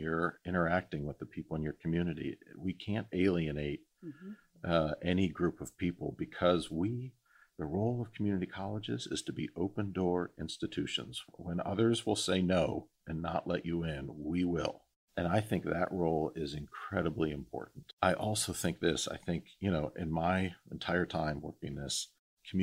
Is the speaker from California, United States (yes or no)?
no; Northeast Ohio, United States; growing up in Northeast Ohio